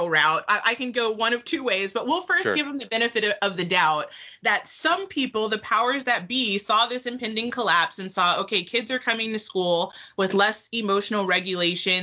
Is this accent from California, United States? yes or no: no; Texas, United States; I'm from Texas